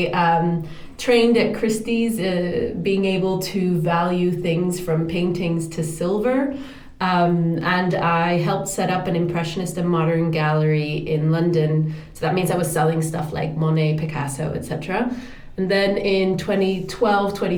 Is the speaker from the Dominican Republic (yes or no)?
yes; Dominican Republic; moved away; also born or lived in Europe / New York; I grew up in the Dominican Republic in the Caribbean